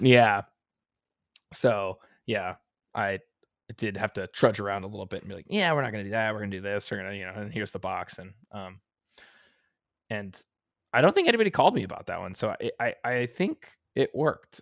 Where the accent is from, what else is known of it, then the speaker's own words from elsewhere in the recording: Las Vegas, Nevada, United States; moved away; Vegas, which is my hometown.